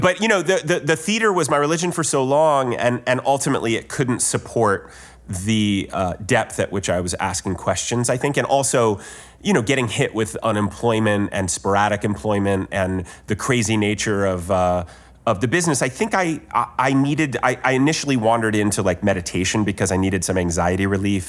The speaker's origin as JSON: {"language": "English", "region": "Ohio", "country": "United States", "said": "I'm from Ohio"}